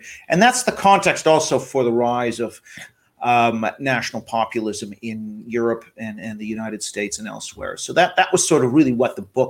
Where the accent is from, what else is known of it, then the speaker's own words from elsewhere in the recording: Vancouver, British Columbia, Canada; also born or lived in Japan; I grew up a bit in Japan. And so, just became interested in issues of national identity. And then I'm from Vancouver, Canada, which has had a lot of Asian immigration.